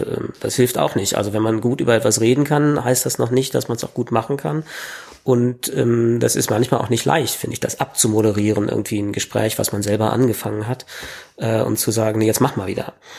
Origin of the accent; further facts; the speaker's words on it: Berlin, Germany; bin Berliner, habe immer in Berlin gelebt